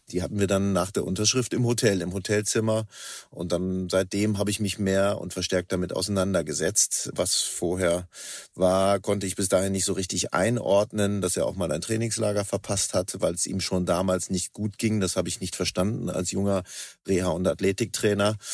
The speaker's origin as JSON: {"language": "German", "region": "Northern Germany", "country": "Germany", "tie": "born there", "lives_now": "Cologne, Germany", "said": "ich bin gebürtiger Norddeutscher, inzwischen angekommen in Köln, hier wohnhaft und hier arbeitend."}